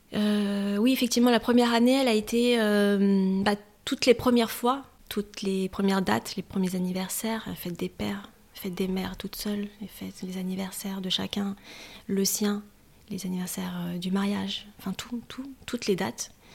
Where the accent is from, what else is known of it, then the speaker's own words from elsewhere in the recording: Paris region, Île-de-France, France; moved away as an adult; now in Normandy, France; Je suis née en région parisienne, j'ai toujours vécu en Ile-de-France et Paris.